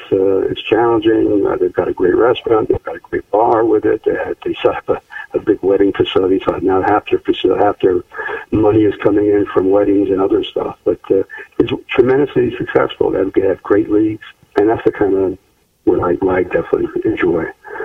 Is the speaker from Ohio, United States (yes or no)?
no; Altamont, New York, United States; I did a course called Orchard Creeks in Altamont, New York, mm-hmm. and that's actually my hometown.